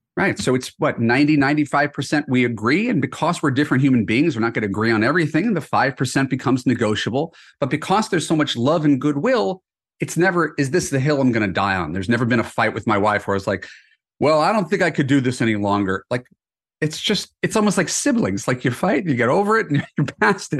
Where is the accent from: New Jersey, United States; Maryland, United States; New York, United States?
New York, United States; moved away as an adult; now in Los Angeles, United States; I'm originally from New York. I've spent most of my adult life in Los Angeles